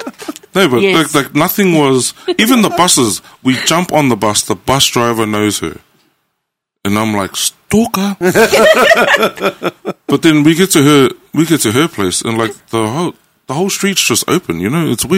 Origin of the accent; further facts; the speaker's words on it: Auckland, New Zealand; there's a suburb called Manukau Heights where the rich white people live. And then I'm from Otara, which is just like 10 minutes down the road.